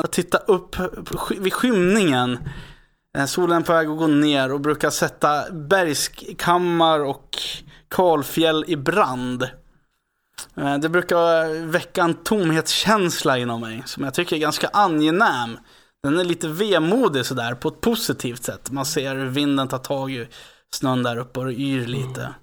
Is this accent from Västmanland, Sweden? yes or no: yes; Västerås, Västmanland, Sweden; jag är från Västerås